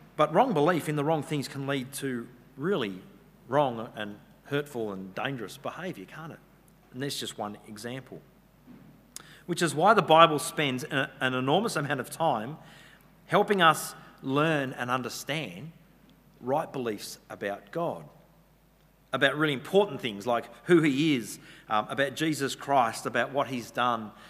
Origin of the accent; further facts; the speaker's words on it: Western Australia, Australia; now in New South Wales, Australia; I'm from Western Australia originally